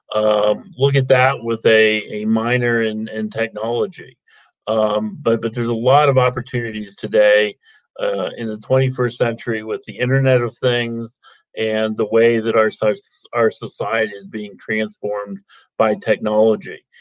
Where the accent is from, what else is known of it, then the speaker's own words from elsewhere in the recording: Ohio, United States; I'm from Ohio, uh, OHIO, as we like to say